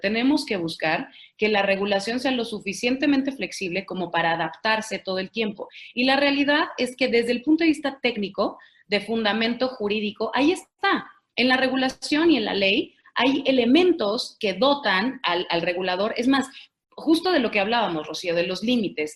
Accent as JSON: {"language": "Spanish", "country": "Mexico", "said": "Todos los mexicanos"}